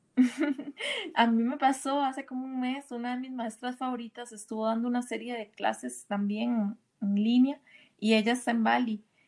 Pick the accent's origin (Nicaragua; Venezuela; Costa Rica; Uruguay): Costa Rica; now in Mexico; Yo soy, yo soy de Costa Rica, ahora estoy viviendo en México hace unos ah. meses